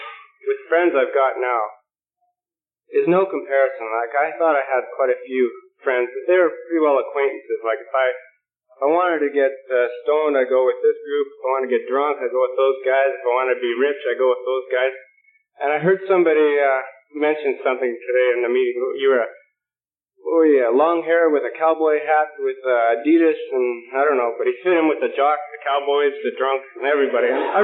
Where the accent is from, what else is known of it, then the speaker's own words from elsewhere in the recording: Vancouver, British Columbia, Canada; And I came down from Vancouver, B.C., for your Young People's Convention.